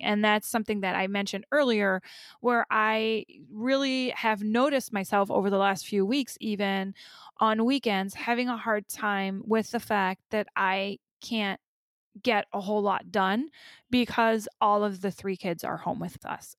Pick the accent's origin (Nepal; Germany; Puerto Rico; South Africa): Germany; now in United States; I grew up in Germany, but I've never been a parent there